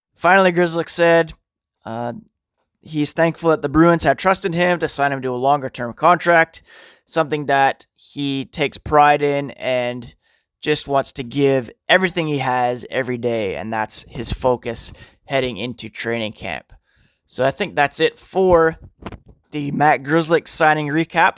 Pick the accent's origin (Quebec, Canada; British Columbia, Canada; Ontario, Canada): Ontario, Canada; Ottawa; also born or lived in Toronto / Manitoba / Scotland; now in Guelph, Canada; growing up in Ottawa